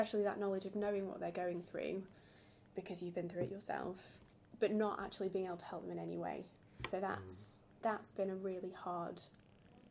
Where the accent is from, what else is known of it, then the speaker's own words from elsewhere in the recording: Yorkshire and the Humber, United Kingdom; accent: northern twang; moved away as an adult; now in London, United Kingdom; I'm originally from South Yorkshire.